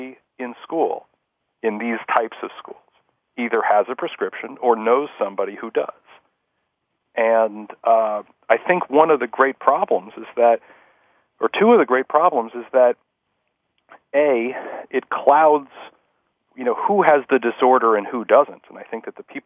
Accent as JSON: {"language": "English", "town": "Scarsdale", "region": "New York", "country": "United States", "tie": "born or raised there", "said": "I grew up in Scarsdale, New York"}